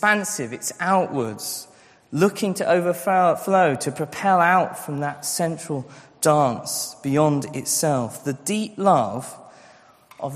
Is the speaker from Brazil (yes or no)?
no; Scotland, United Kingdom; I grew up in Scotland